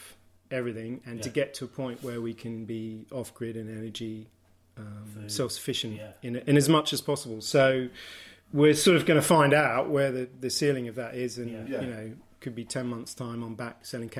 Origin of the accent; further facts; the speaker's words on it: Australia; now in St Agnes, United Kingdom; Because we're both from Australia originally.